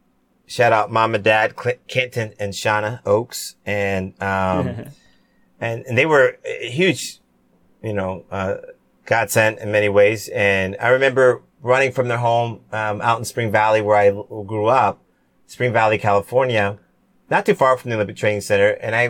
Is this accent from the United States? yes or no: no; Cayman Islands; Cayman Islands, where my family's originally from, which is super cool. I wanted to do something for my home country